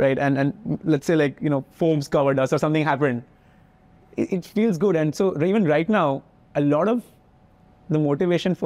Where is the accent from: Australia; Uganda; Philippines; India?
India; moved away as an adult; also born or lived in United States; as an Indian, I was deeply insecure